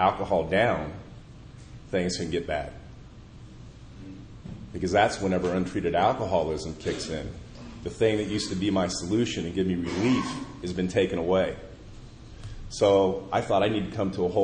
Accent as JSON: {"language": "English", "town": "Indianapolis", "region": "Indiana", "country": "United States", "tie": "born or raised there", "said": "my hometown of Indianapolis"}